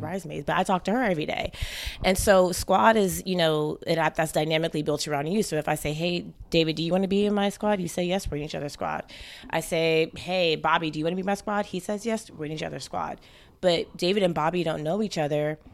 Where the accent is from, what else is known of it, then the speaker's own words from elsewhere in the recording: St. Kitts & Nevis; moved away; I'm actually Caribbean from Saint Kitts originally